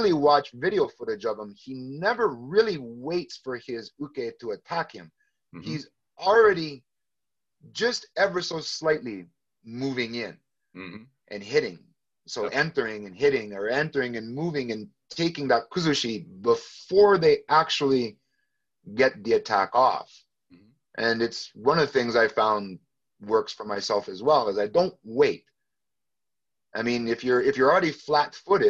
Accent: Canada; I'm from Canada, so a big city called Toronto.

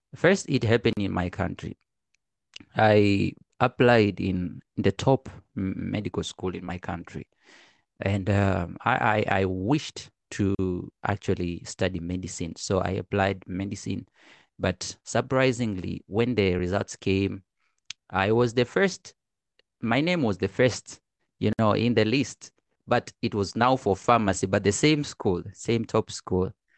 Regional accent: Arusha, Tanzania; now in China; I'm from Tanzania. I was born in Arusha.

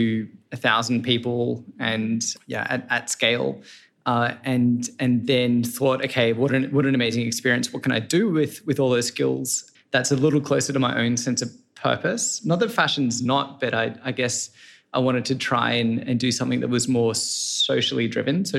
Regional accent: Sydney, New South Wales, Australia; moved away as an adult; also born or lived in Boston / Denmark; I'm Australian, born in Sydney.

